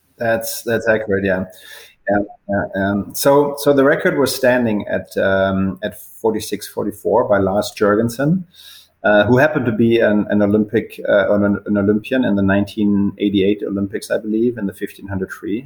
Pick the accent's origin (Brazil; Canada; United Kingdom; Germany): Germany; Bavaria; moved away; also born or lived in Würzburg, Germany; I left left my hometown when I was 18 to finish high school nearby in a, a, little bit of a bigger city called Würzburg, also in Bavaria.